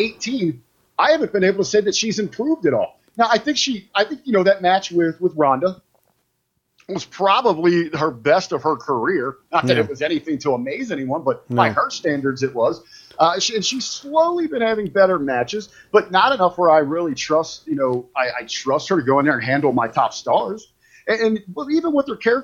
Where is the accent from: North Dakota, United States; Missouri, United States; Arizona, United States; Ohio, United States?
Ohio, United States; Cincinnati; I'm from Cincinnati, where Dean is